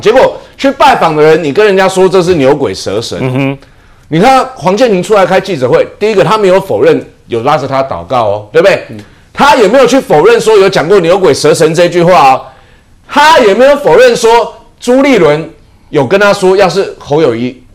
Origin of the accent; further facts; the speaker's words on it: Taiwan; 还好我们台湾人没有被他骗